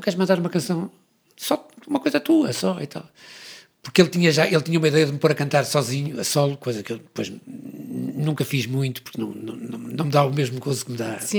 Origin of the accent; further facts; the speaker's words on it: Porto, Norte, Portugal; nós viemos do Porto